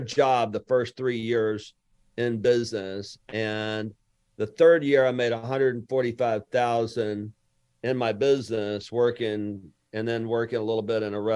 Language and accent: English; Lower Alabama, United States; now in Houston, United States; I'm from Lower Alabama